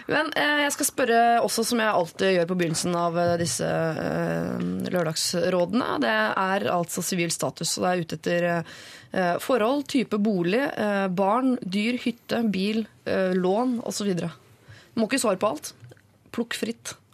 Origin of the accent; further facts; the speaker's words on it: Oslo, Norway; Du, jeg er oppvokst på Bjølsen, faktisk, så jeg har opplevd både eh, ditt og datt.